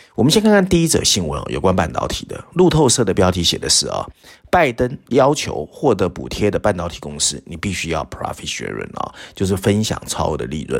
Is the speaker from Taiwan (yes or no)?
yes; Taiwan; 我们台湾人